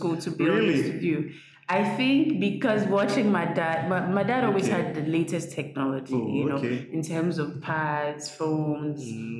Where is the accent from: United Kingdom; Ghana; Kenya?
Ghana; also born or lived in Ivory Coast; I'm half Ghanaian, half Ivorian.